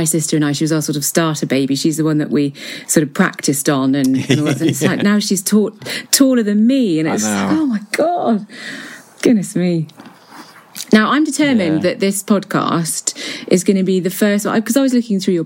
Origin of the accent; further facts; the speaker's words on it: Shropshire, West Midlands, United Kingdom; moved away as an adult; I grew up in Shropshire